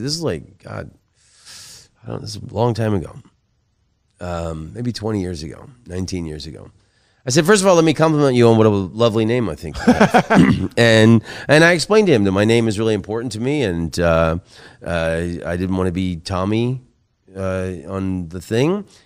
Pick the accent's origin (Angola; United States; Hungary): United States; Oviedo, Florida; moved away; my hometown of Oviedo, Florida